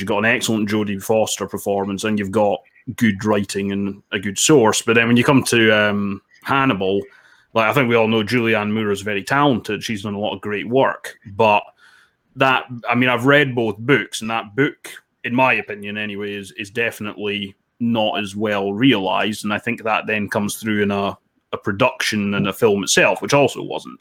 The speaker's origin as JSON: {"language": "English", "town": "Dundee", "region": "Scotland", "country": "United Kingdom", "also_born_or_lived": "England", "lives_now": "Edinburgh, United Kingdom", "said": "I'm currently in Edinburgh, and I'm originally from Dundee, slightly north of there"}